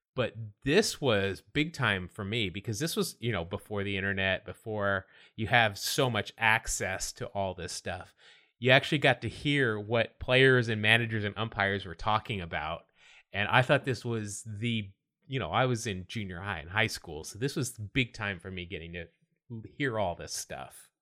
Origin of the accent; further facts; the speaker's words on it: Salt Lake City, Utah, United States; growing up in Salt Lake City